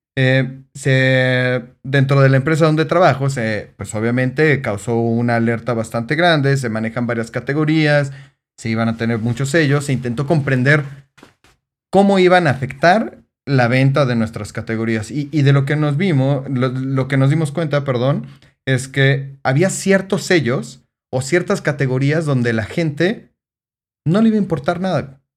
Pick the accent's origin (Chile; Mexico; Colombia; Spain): Mexico; Mexico City; soy de Ciudad de México